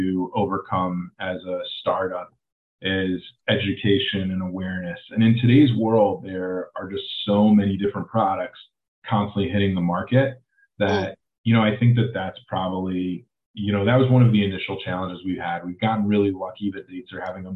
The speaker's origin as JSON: {"language": "English", "town": "Cleveland", "region": "Ohio", "country": "United States", "tie": "born or raised there", "moved": "yes", "lives_now": "Los Angeles, United States", "said": "I grew up in Cleveland"}